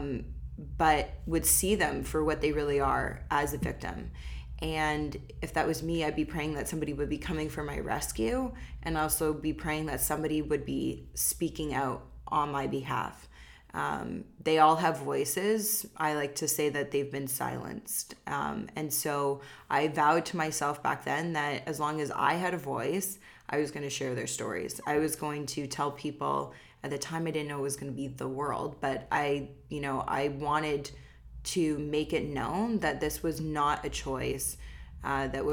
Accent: Oakville, Ontario, Canada; I grew up in Oakville, which is, you know, one of the most affluent cities in all of Canada

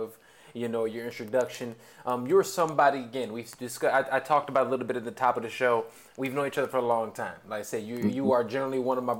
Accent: Chicago, Illinois, United States; I'm from Chicago

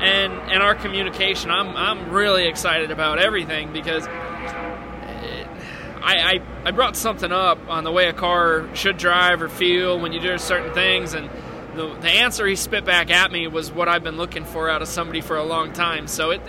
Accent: Northeast, United States; Just because, I mean, I'm from the Northeast.

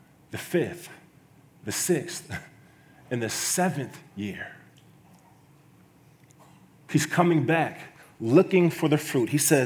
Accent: Kansas City, United States; moved away as an adult; now in Iowa, United States; I'm from Kansas City

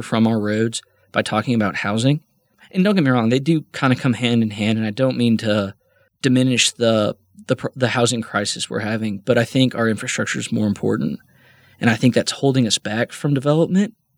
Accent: Midland, Texas, United States; also born or lived in Loveland / North Carolina; I was raised here in Midland. I wasn't born here. I was born in Loveland.

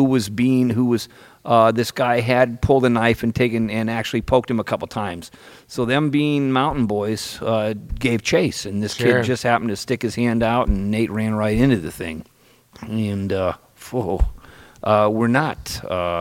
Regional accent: Petaluma, California, United States; I grew up in Petaluma when it was a brawling town

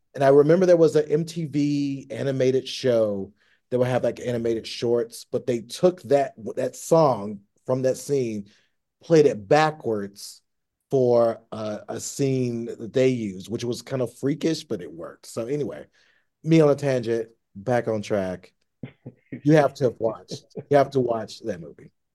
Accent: Tennessee, United States; now in Los Angeles, United States; I grew up in Tennessee

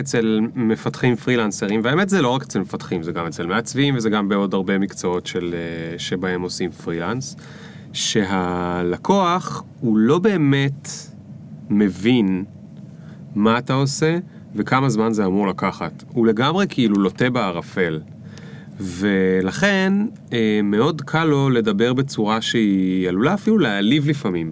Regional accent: the Krayot, Haifa District, Israel; אני גדלתי שם

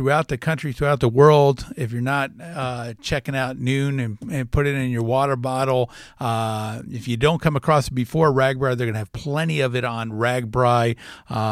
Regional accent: Florida, United States; also born or lived in Jersey City, New Jersey / Englishtown, New Jersey; now in Des Moines, United States; I grew up in Florida

